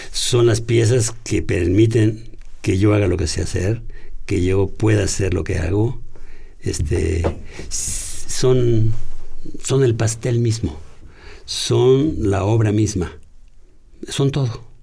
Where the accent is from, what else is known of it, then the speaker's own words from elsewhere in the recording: Tlalnepantla, State of Mexico, Mexico; En Tlalepantla, pero en un barrio así.